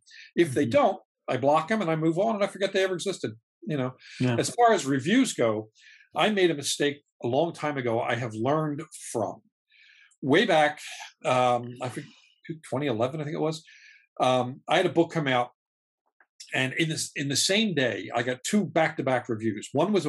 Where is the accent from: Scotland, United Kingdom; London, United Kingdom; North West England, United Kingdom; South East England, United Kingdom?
Scotland, United Kingdom; I'm Scottish.